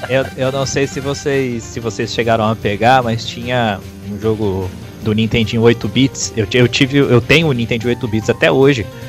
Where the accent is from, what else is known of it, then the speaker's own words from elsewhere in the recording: Bauru, São Paulo, Brazil; eu sou de Bauru